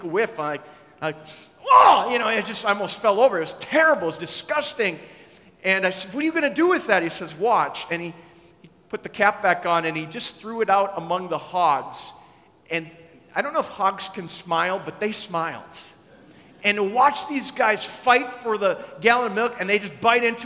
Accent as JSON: {"language": "English", "region": "Minnesota", "country": "United States", "tie": "born or raised there", "said": "I grew up in Minnesota"}